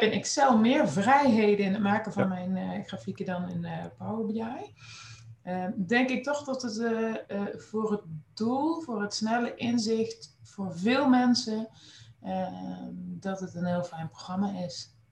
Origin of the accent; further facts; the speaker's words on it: Nijmegen, Gelderland, Netherlands; moved away as an adult; also born or lived in Groningen; geboren en getogen in Nijmegen